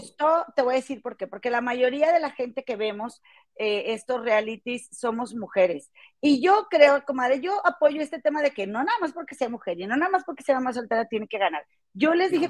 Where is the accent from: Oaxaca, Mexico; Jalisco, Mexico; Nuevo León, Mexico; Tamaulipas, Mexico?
Nuevo León, Mexico; Monterrey; now in Chicago, United States; somos de Monterrey, oriundas de Monterrey, Nueva York. Yo vivo en Chicago